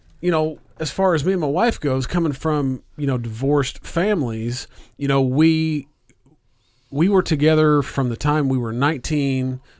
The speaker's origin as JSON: {"language": "English", "town": "Mitchell", "region": "Indiana", "country": "United States", "said": "I'm actually from Mitchell, which is the town south of Bedford."}